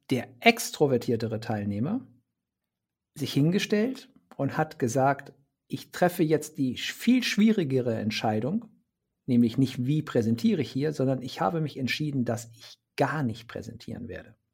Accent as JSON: {"language": "German", "region": "Bremen", "country": "Germany", "said": "ich sage es jetzt mal als Bremer, war es weder Fisch noch Fleisch."}